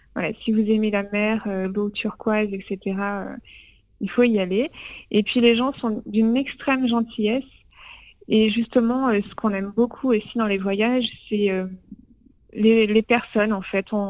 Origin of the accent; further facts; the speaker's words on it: France; en tant que Français